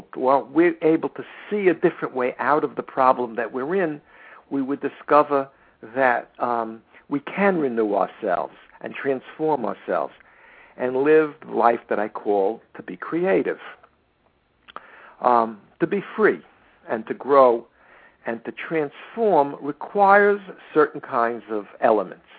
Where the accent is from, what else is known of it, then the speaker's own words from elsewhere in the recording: United States; I'm an American